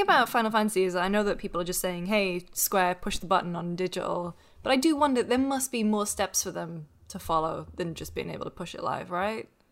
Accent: United Kingdom; I'm British.

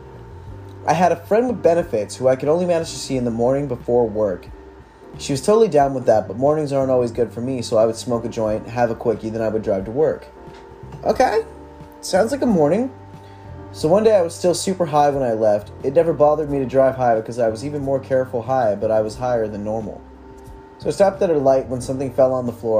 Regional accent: California, United States; born and raised in California

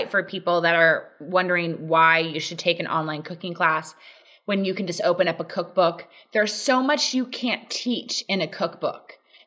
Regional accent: Laguna Beach, California, United States; also born or lived in Dallas; I'm from Laguna Beach and I went to college at SMU in Dallas

